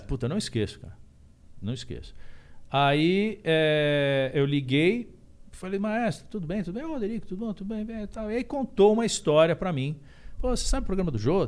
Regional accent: Indaiatuba, São Paulo, Brazil; lá em Indaiatuba, que eu sou de Indaiatuba

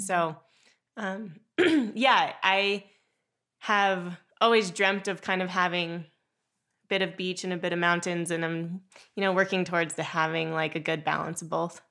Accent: South Lake Tahoe, California, United States; also born or lived in Hawaii; I grew up in South Lake Tahoe

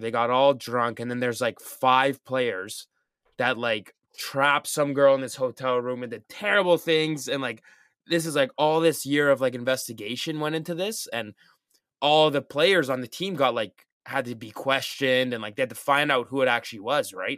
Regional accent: Canada; I'm from Canada

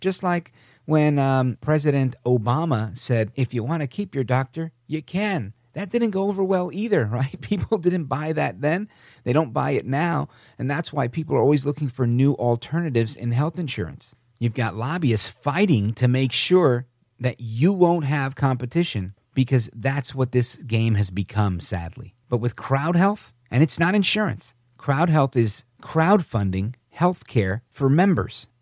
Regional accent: United States; I grew up in the America where Reagan was the president

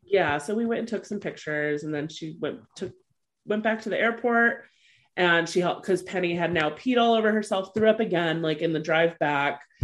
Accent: California, United States; I'm from California.

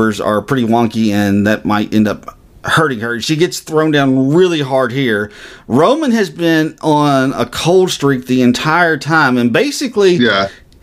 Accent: United States; as an American citizen

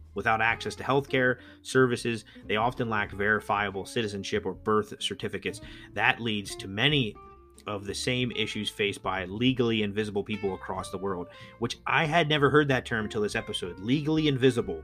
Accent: United States; As an American

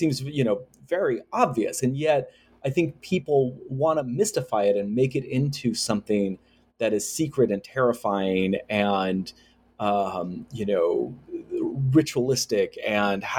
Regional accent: United States; growing up in the United States

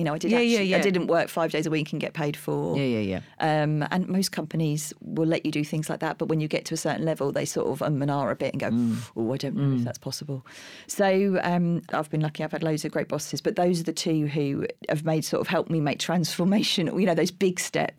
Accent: Streatham, London, United Kingdom; In Streatham.

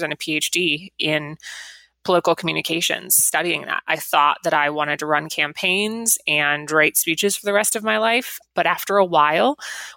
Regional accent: Las Vegas, Nevada, United States; I grew up in Las Vegas, which is, you know, in Nevada

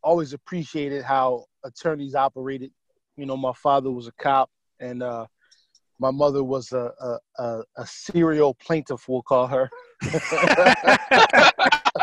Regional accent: Philadelphia, Pennsylvania, United States; I'm from Philly.

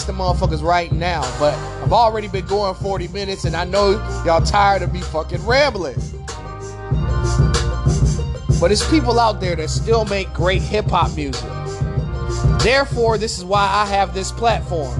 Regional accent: Detroit, Michigan, United States; I'm from Detroit

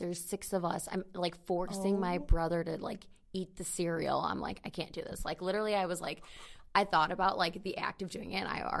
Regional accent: United States; I'm American.

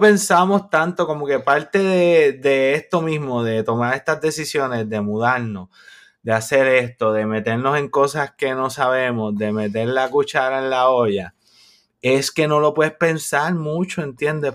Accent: Puerto Rico; moved away as an adult; nosotros somos puertorriqueños

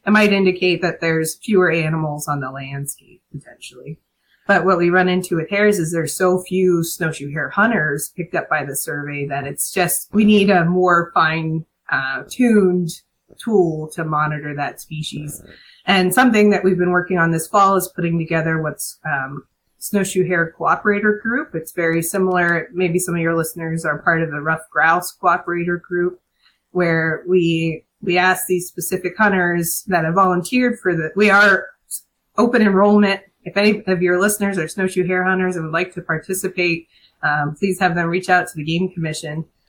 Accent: Harrisburg, Pennsylvania, United States; I'm from Harrisburg

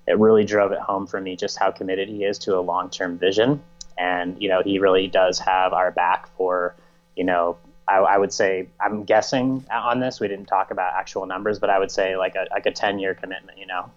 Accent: United States; as an American citizen

